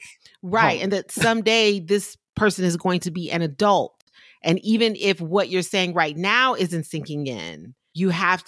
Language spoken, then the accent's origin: English; South Carolina, United States; I'm from South Carolina.